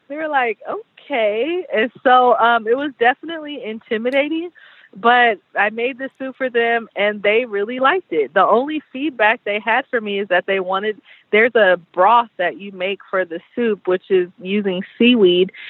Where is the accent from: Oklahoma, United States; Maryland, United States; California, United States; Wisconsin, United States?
California, United States; San Diego; growing up in San Diego